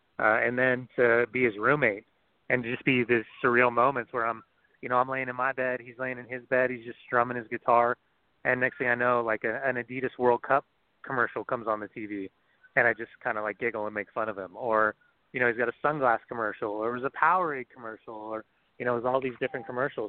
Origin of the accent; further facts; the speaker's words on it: Southern California, United States; moved away as an adult; also born or lived in Boston, Massachusetts; Here I was with this little kid from Southern California who was used to sunshine and grass fields all the time